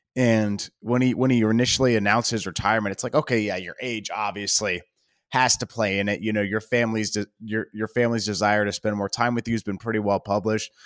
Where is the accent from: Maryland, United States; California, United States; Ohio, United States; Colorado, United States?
Maryland, United States; Baltimore; I grew up in Baltimore